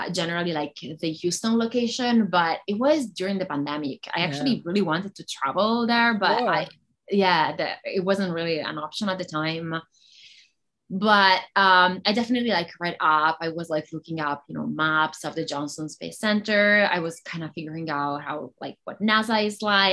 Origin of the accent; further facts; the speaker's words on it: Italy; first language Italian; English is a second language; moved away as an adult; now in United States; I'm Italian. So that would be my first language